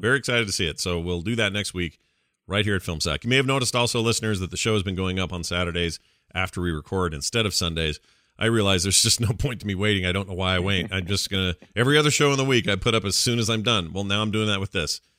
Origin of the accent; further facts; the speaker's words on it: the American South, United States; I'm from the American South.